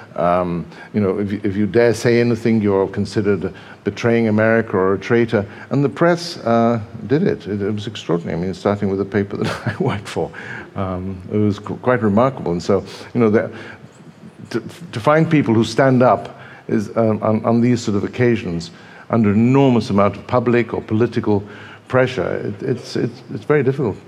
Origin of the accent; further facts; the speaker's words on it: England, United Kingdom; also born or lived in Brazil; I was raised quite a lot of the time in England. Um, and actually, I was born in Brazil, but by the time I arrived in England